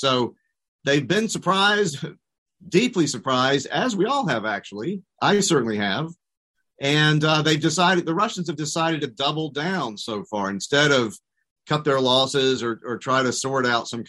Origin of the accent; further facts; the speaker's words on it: North Carolina, United States; also born or lived in New England; now in Charlottesville, United States; I come originally from North Carolina.